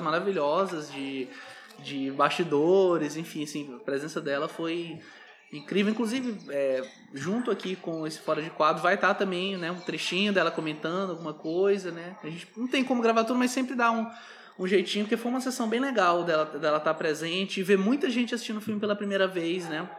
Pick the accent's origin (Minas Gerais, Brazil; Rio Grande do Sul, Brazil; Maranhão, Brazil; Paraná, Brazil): Maranhão, Brazil; São Luís; eu sou de São Luís, Maranhão